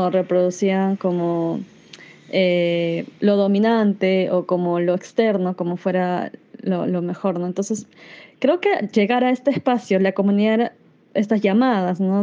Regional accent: Iquitos, Loreto, Peru; also born or lived in Brazil; now in Lima, Peru; Nací en Brasil y crecí en Iquitos, tierra de mi madre, en la Amazonía peruana, hasta que migramos a Lima, desde donde me comunico hoy

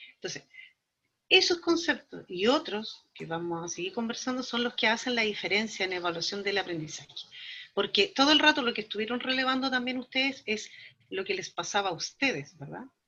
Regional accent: Valdivia, Los Ríos, Chile; now in Temuco, Chile; yo soy de Valdivia, de la ciudad más al sur de Chile.

